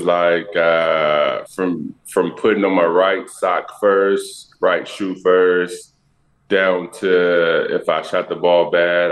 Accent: Dallas, Texas, United States; moved away as an adult; also born or lived in Portland / San Antonio / New York City; I'm from Dallas and, I have all my family in Texas. So it was just nice to come back home

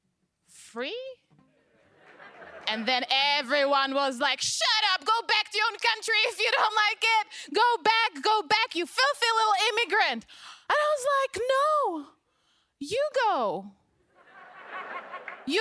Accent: Czechia; now in Los Angeles, United States; I am from the Czech Republic

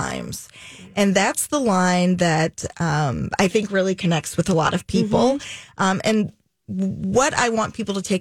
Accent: Jackson, Tennessee, United States; moved away; also born or lived in Chattanooga, Tennessee; Jackson, which is where I grew up

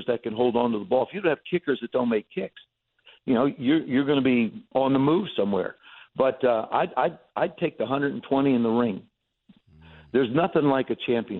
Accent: New Jersey, United States; growing up in Jersey

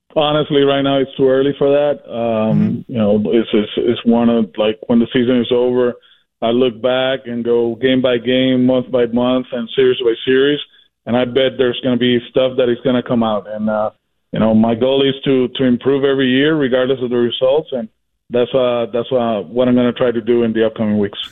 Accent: Puerto Rico; now in Boston, United States; I'm from Puerto Rico

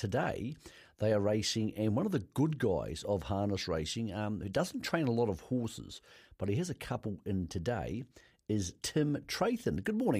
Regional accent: Greymouth, West Coast, New Zealand; moved away; But I'm actually a southern man. So I know the South doesn't claim me anymore, but I'm from Greymouth

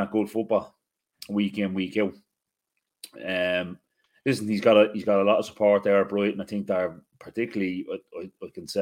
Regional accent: Ireland; being Irish

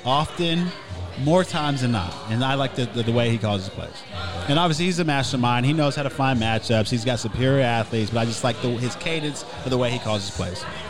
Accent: Norman, Oklahoma, United States; I'm from Norman. I lived here my whole life

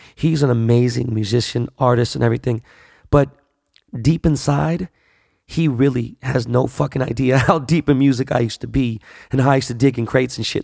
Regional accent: Los Angeles, California, United States; I was born and raised here in Los Angeles

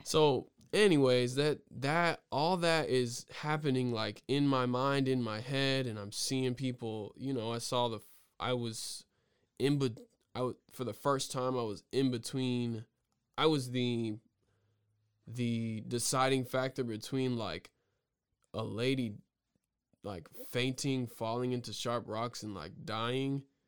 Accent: the South, United States; as an African-American male growing up in the South

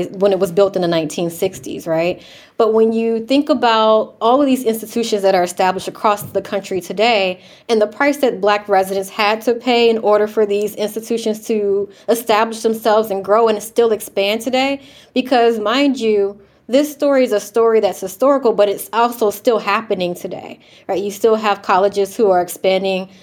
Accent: Chesapeake, Virginia, United States; I grew up in Chesapeake, Virginia, which is about maybe 30 minutes away from Newport News.

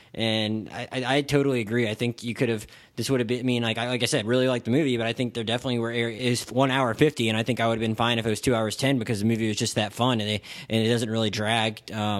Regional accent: the South, United States; I don't have a Southern accent myself, but I'm from the South

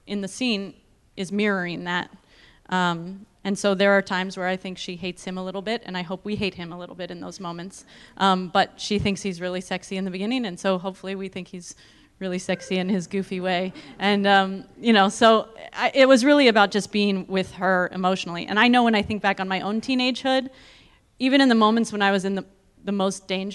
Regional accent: East Bay, California, United States; moved away; I grew up in the East Bay, and so it was like returning home to make my first movie

